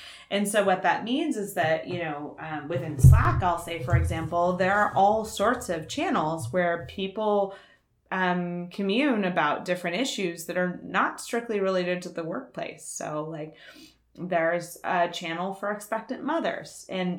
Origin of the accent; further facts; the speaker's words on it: Texas, United States; now in Bay Area, United States; I've lived in the Bay Area since 2005, but I'm originally from Texas.